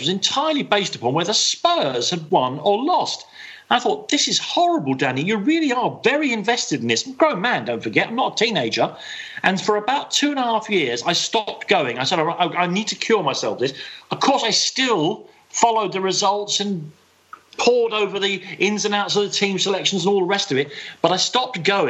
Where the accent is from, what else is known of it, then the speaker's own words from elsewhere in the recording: London, United Kingdom; now in Ireland; I was brought up in Islington